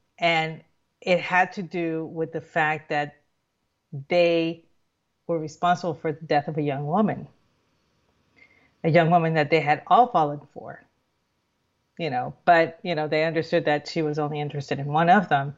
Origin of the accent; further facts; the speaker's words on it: Puerto Rico; growing up in Puerto Rico, the movies that they showed on, you know, the UHF, you know, which was what we would get in the boonies